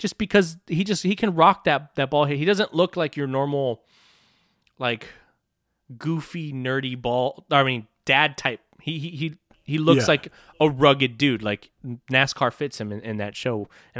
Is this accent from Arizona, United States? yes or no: no; Texas, United States; I'm from Texas